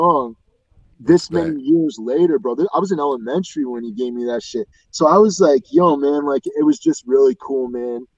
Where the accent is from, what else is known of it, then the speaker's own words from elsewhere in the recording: Dartmouth, Nova Scotia, Canada; I'm from Dartmouth, Nova Scotia, man. I'm from small little tiny place